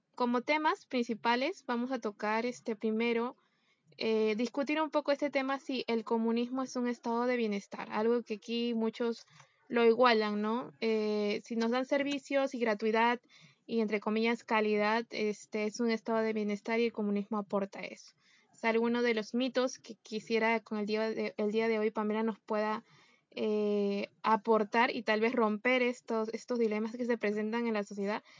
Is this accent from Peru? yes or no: yes; Peru